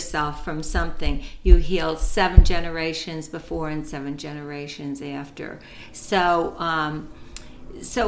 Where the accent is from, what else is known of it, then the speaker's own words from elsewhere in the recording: United States; I grew up here in an Italian culture, but I'm American